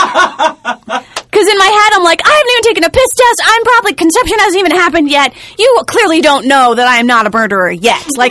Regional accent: New Jersey, United States; I am a girl from New Jersey

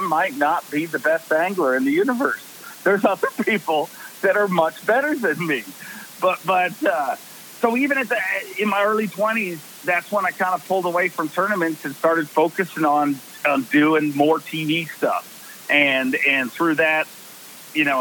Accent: Canada; also born or lived in Belfast, Northern Ireland; I was born in Ireland. We moved to Canada when I was 5.

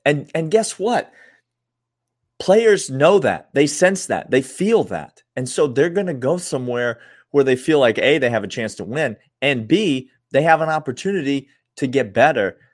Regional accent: Nashville, Tennessee, United States; my hometown of Nashville

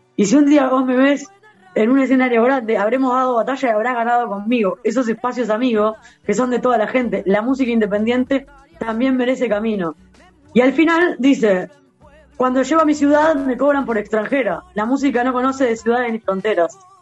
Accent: Uruguay; yo nací acá

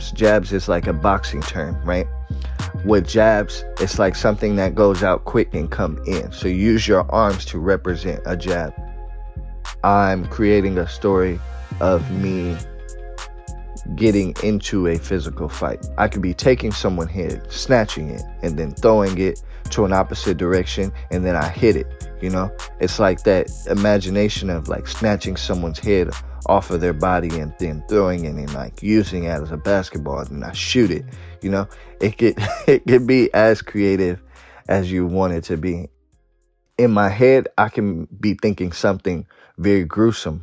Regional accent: Oakland, California, United States; I'm from Oakland, California

